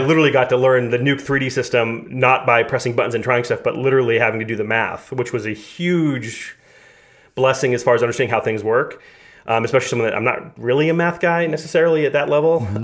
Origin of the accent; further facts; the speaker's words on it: Massachusetts, United States; moved away as an adult; also born or lived in Los Angeles / New York City; We're both from Massachusetts